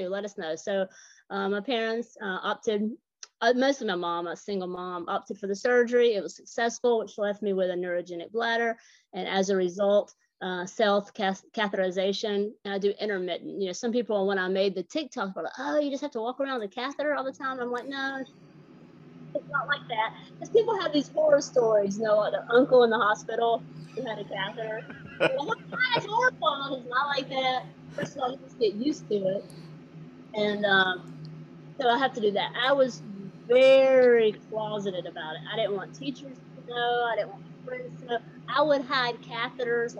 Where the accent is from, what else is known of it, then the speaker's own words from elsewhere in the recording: Georgia, United States; accent: Southern; also born or lived in Atlanta, Georgia; When you hear me talk, you can tell I'm from the South. I'm from Atlanta, Georgia. I actually grew up in a small town about an hour north of Atlanta